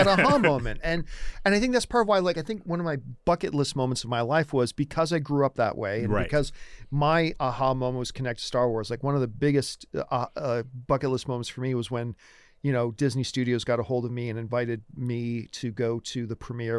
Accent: Canada; I'm Canadian

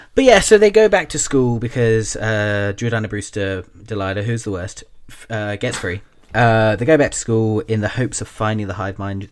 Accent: Taunton, South West England, United Kingdom; the town where I grew up in Taunton, we had the Somerset College of Arts and Technology

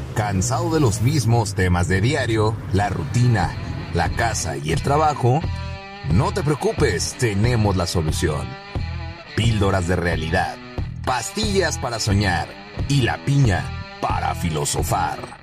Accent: Mexico; todos que somos mexicanos

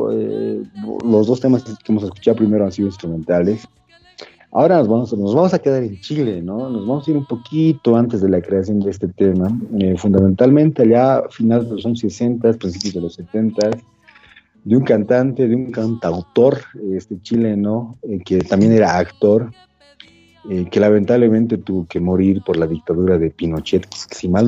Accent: Bolivia; ha permeado las fronteras bolivianas, o sea, no somos bolivianos centristas en ese sentido.

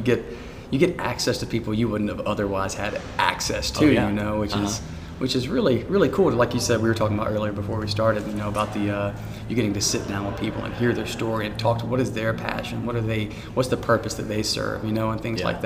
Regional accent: Prattville, Alabama, United States; also born or lived in Montgomery, Alabama / Union Springs, Alabama; when I was about 8 years old, I moved with my mom and my sister to Prattville.

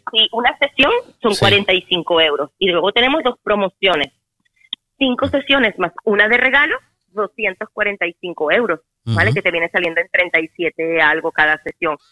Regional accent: Caracas, Capital District, Venezuela; moved away; yo soy caraqueña

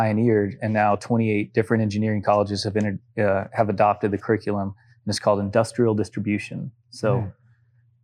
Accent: Lubbock, Texas, United States; now in Utah, United States; I grew up in Lubbock is a small town in West Texas in the Panhandle

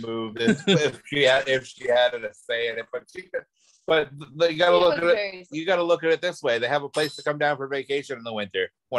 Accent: New Hampshire, United States; moved away as an adult; now in Savannah, United States; New Hampshire is where I'm from.

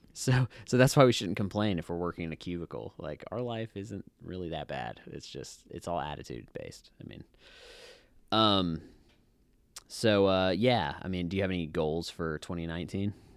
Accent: Hawaii, United States; moved away; I grew up in Hawaii.

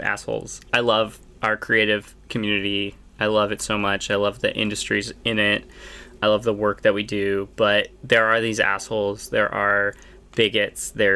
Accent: United States; now in Netherlands; I'm from America originally, and I've immigrated to the Netherlands

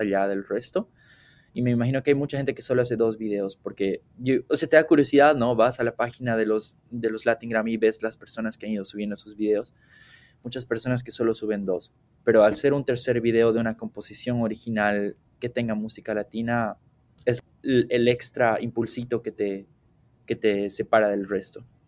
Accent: Cochabamba, Bolivia; moved away as an adult; now in Aberdeen, United States; soy de la ciudad de Cochabamba

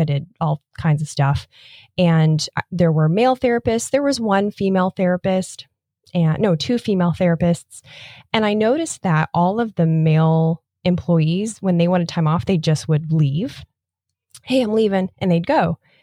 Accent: Nebraska, United States; now in Florida, United States; Growing up in Nebraska

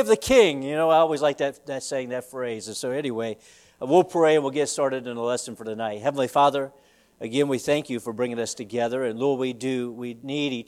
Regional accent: the South, United States; now in Easton, United States; I'm a Southerner

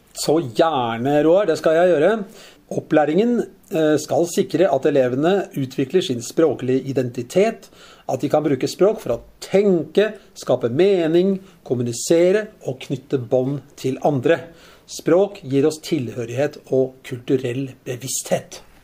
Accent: Lørenskog, Akershus, Norway; born or raised there

